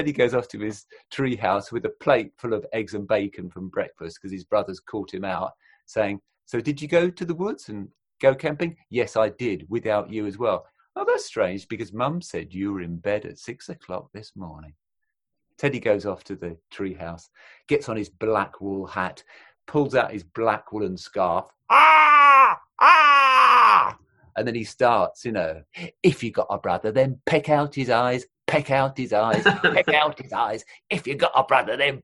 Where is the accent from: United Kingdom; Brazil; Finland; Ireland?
United Kingdom; England; England, Britain, British